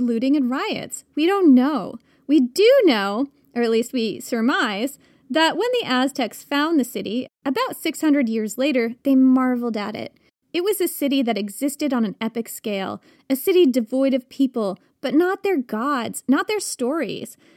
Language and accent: English; New York, United States; a New Yorker who's lived in tiny apartments in New York for much of my adult life